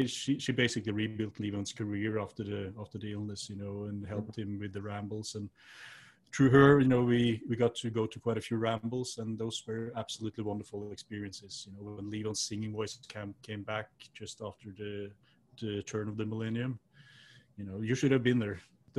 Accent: Norway; It's quite similar to where I grew up in Norway, actually, you know, with the woods and the mountains and all that.

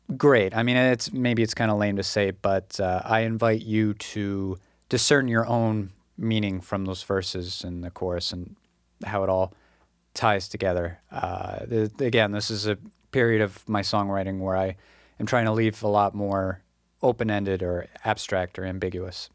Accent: Massachusetts, United States; moved away as an adult; also born or lived in Kyoto, Japan; my first couple months back in Massachusetts

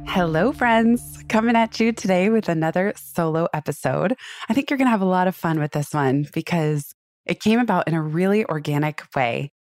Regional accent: Silicon Valley, California, United States; I grew up in Silicon Valley

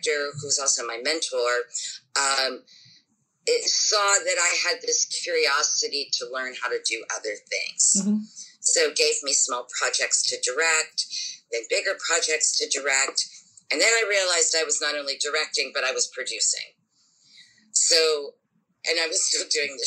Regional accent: Pittsburgh, Pennsylvania, United States; moved away as an adult; now in New York, United States; I worked in my hometown of Pittsburgh, Pennsylvania, which is a very, very active theater town

